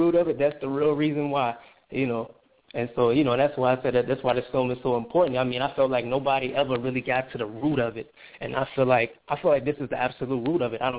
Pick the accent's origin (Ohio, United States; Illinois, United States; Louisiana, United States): Louisiana, United States; New Orleans; I'm from New Orleans